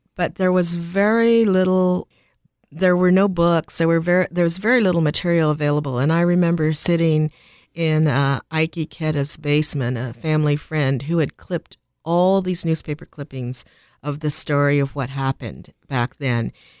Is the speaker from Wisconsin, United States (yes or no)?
yes; Milwaukee, Wisconsin, United States; born there; Well, I was born in Milwaukee, Wisconsin, and that's a little bit of an anomaly.